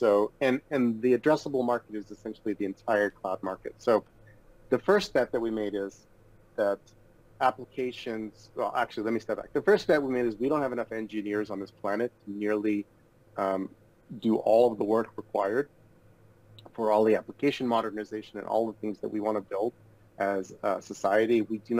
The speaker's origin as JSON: {"language": "English", "town": "Odesa", "region": "Odesa Oblast", "country": "Ukraine", "tie": "born there", "said": "So I was born in Odessa, as I told you, which is in the Ukraine."}